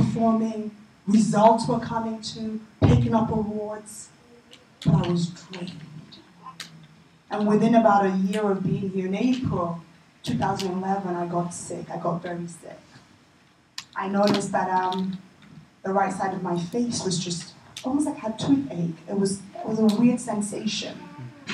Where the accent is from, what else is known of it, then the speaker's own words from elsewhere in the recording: England, United Kingdom; moved away as an adult; also born or lived in Nigeria / New York; now in United States; I was raised in England, raised in the UK